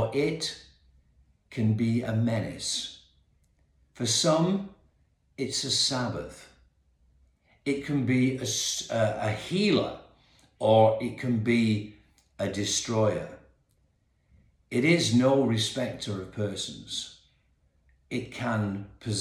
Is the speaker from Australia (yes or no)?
yes; Perth, Western Australia, Australia; now in England; back in my old city, my hometown actually. And I've lived in England now for many, many years, but was born in King Edward's Hospital in Perth, Western Australia